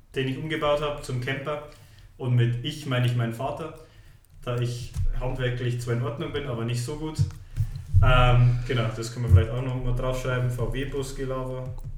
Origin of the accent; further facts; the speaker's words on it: Munich, Bavaria, Germany; also born or lived in Stockholm; ich bin geboren, aufgewachsen, in die Schule gegangen in München